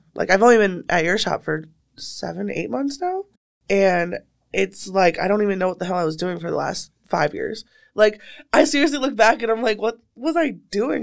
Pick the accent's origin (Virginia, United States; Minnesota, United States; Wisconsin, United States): Wisconsin, United States; Waukesha; I'm from Waukesha